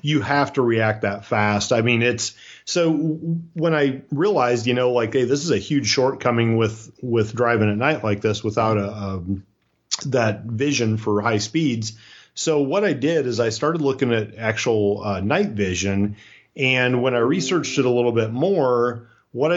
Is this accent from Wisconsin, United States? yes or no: no; Iowa, United States; moved away; also born or lived in Florida; I was raised in Iowa. I won't use the words grow up, but I was raised in Iowa